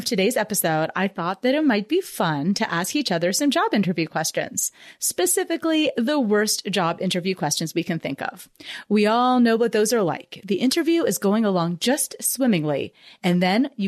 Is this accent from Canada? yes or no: yes; Canada; moved away as an adult; now in United States; I'm actually Canadian, so it was really nice for me to go home for a year